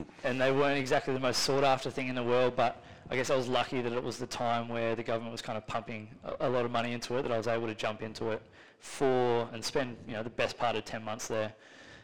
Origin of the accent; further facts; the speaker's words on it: Carrum Downs, Victoria, Australia; I grew up in Carrum Downs, played footy at Seaford Tigers